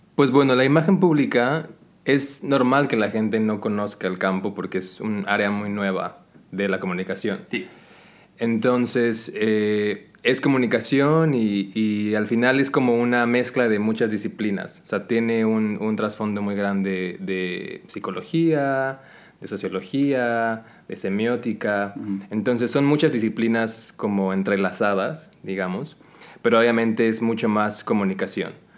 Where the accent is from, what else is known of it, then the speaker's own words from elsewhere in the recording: Mexico; now in Qatar; llegas aquí como latino, como mexicano específicamente